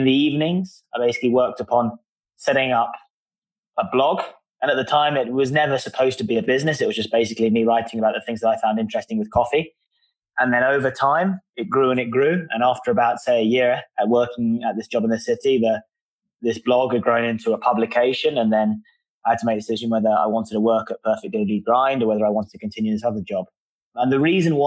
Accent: London, United Kingdom; I'm from London

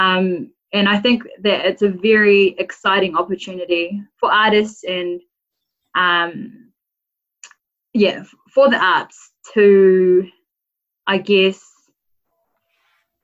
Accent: Rotorua, Bay of Plenty, New Zealand; now in Auckland, New Zealand; I grew up in Rotorua. I'm a Bay of Plenty gal

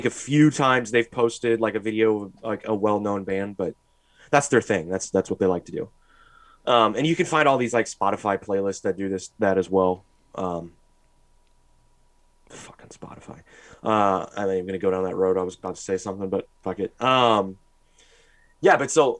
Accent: St. Louis, Missouri, United States; where I named my favorite bands from my hometown.

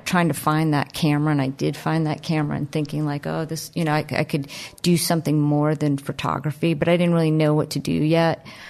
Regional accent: Miami, Florida, United States; growing up in Miami in the, uh, late seventies

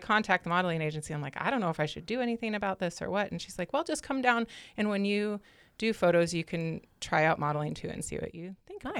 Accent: Great Falls, Montana, United States; also born or lived in Havre, Montana; I grew up in North Central Montana

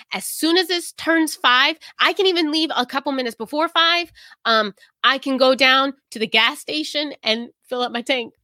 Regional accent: the South, United States; moved away as an adult; now in New England, United States; I grew up in the South

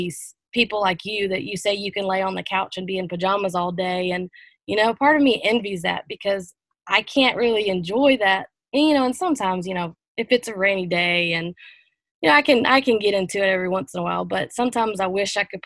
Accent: United States; moved away as an adult; also born or lived in Columbia / Charleston; Moved away from my hometown of Pomeri, so about 2 hours away

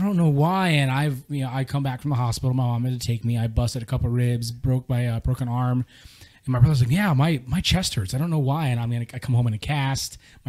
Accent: San Diego, California, United States; growing up around San Diego, you grew up around Marines.

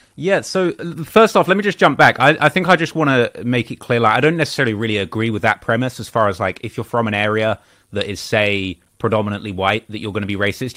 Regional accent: Bognor Regis, South East England, United Kingdom; also born or lived in Croydon, London; I lived there till I was about five or six. And then, uh, my family relocated to a very small town, uh, on the south coast of England. You, you probably never heard of this town, but it's a town called Bognor Regis.

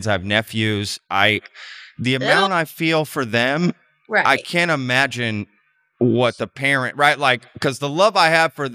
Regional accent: Texas, United States; moved away; also born or lived in Spain; I grew up in Texas

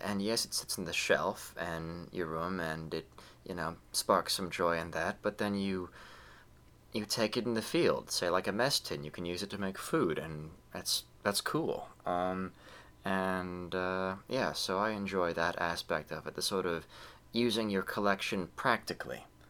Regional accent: United States

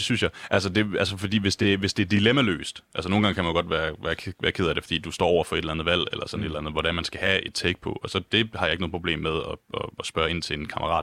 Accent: Lemvig, Central Denmark Region, Denmark; now in Copenhagen, Denmark; jeg kommer selv fra Lemvi, som jo øh, midt- og øh, Vestjylland

